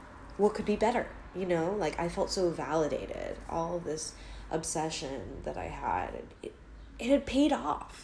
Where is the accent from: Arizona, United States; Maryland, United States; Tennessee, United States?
Maryland, United States; I'm from Maryland.